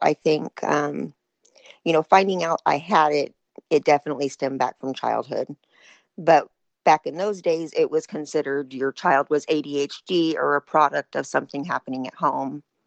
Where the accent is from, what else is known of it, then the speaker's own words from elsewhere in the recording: Northern California, United States; I'm from Northern California